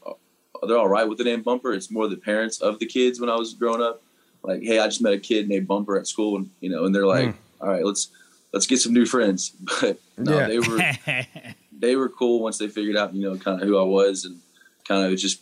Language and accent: English; Dallas, Texas, United States; So I'm from Dallas.